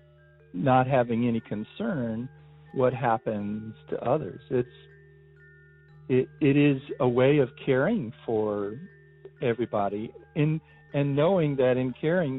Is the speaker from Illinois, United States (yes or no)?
yes; northern Illinois, United States; I'm a 57-year-old white male from a small town in northern Illinois